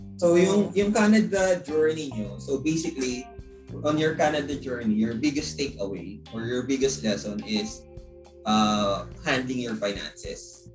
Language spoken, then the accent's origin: Tagalog; Mindoro, Mimaropa, Philippines; now in Metro Manila, Philippines; Makapunta ka ng Mindoro sa province namin.